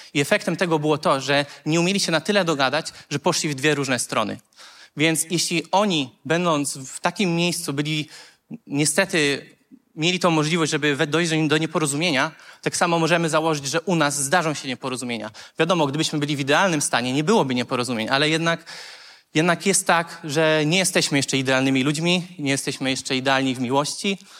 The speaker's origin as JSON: {"language": "Polish", "town": "Konstancin-Jeziorna", "region": "Masovian Voivodeship", "country": "Poland", "said": "pochodzę z Konstancina"}